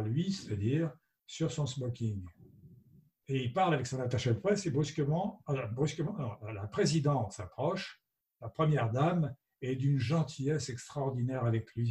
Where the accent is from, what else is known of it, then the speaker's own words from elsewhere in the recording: France; je suis français